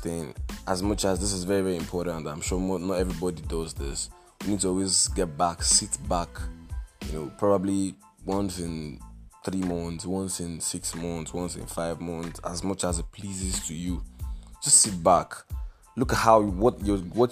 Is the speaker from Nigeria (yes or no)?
yes; Nigeria; I am a Nigerian